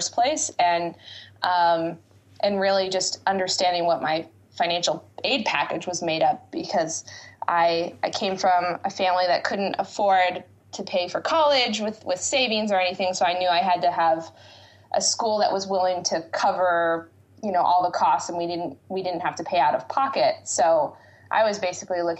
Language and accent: English; West Coast, United States; moved away as an adult; also born or lived in Boston; I grew up on the West Coast and really wanted to just get away to the different side of the country and try a new place